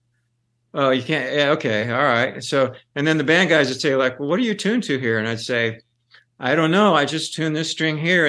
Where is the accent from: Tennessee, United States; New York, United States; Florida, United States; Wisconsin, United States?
Florida, United States; Pensacola; accent: Southern; now in Athens, United States; Right now I'm in Athens, but I grew up in Pensacola